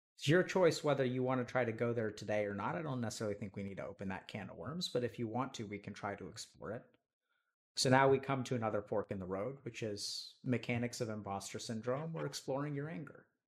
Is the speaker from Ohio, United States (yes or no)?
no; East Texas, United States; I grew up in East Texas